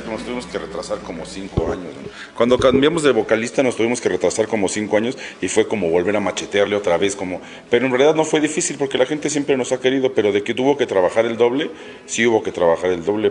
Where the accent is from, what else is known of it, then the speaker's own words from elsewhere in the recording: Mexico; todos somos mexicanos